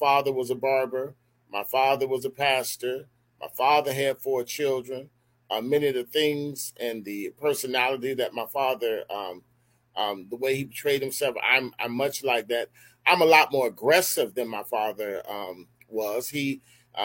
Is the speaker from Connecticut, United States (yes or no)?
no; Miami Gardens, Florida, United States; moved away as an adult; now in Daytona Beach, United States; I'm from Carroll City.